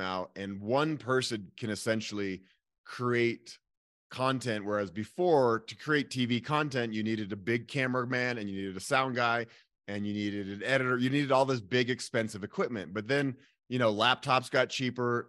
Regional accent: Boulder, Colorado, United States; I am born and raised in Boulder, Colorado

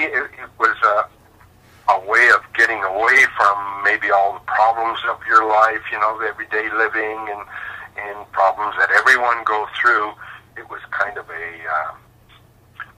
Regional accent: Regina, Saskatchewan, Canada; moved away as an adult; also born or lived in Calgary, Alberta; I was born in Regina, Saskatchewan. And I lived there for, about the first 30-some years of my life before moving to Calgary

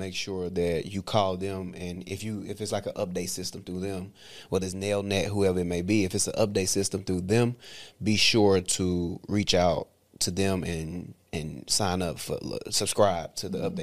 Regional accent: United States; as American

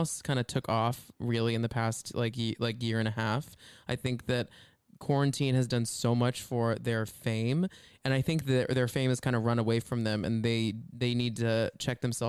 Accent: Dallas, Texas, United States; we're from Dallas, the two of us

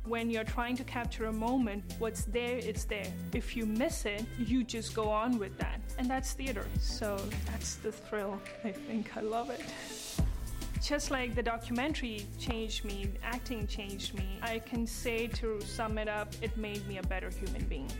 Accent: India; moved away; I'm from India

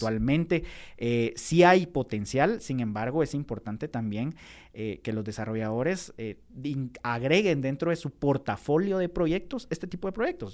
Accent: Guatemala; nosotros como guatemaltecos

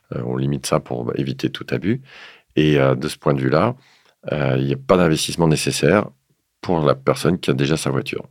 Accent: the North, northern France, France; je viens du Nord

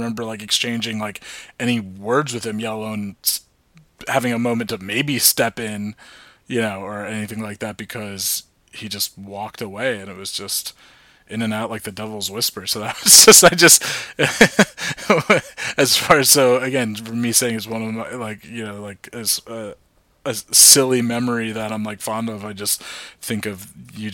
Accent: Old Tappan, New Jersey, United States; we're from Northern Valley Regional High School at Altapan

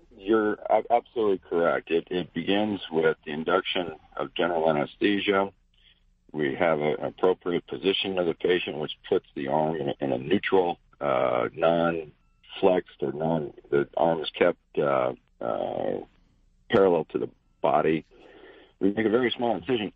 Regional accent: Cody, Wyoming, United States; moved away; I grew up outside a little town up uh, by Yellowstone Park called Cody, Wyoming

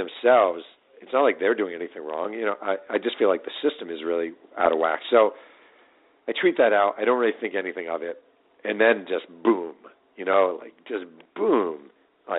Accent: New York, United States; I grew up in New York and I watch the Jets a lot.

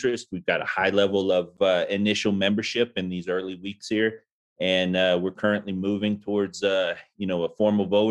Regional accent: Arlington, Texas, United States; moved away as an adult; I joined from Arlington, Texas, my hometown

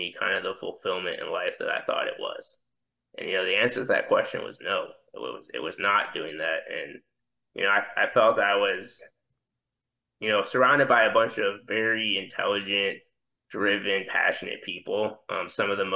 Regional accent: Cleveland, Ohio, United States; I'm from Cleveland, Ohio. I went to a big high school football powerhouse in the state of Ohio called St. Ed's, St. Edward

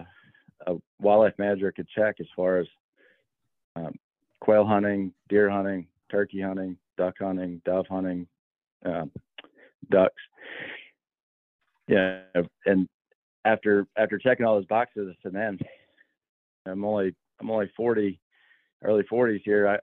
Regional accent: Albany, Georgia, United States; moved away; also born or lived in South Carolina; I grew up in Albany, Georgia, started working on plantations back in 1995 at 16 years old

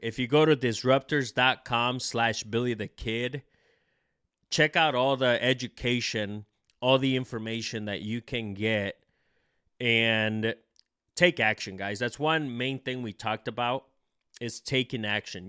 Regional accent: El Salvador; moved away; I was born in El Salvador

